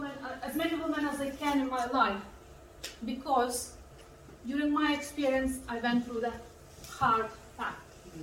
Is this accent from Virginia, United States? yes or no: yes; Virginia, United States; I'm a girl from Virginia.